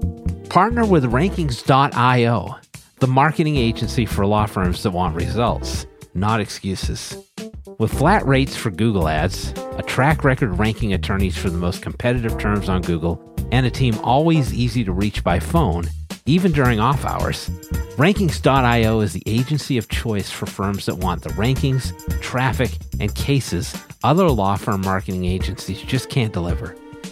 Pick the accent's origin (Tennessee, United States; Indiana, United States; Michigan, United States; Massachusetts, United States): Massachusetts, United States; Boston; Now, many of you may know, I am from the Boston area, and I wanted to introduce to you my friend Dan, who's organizing a very special event in Boston.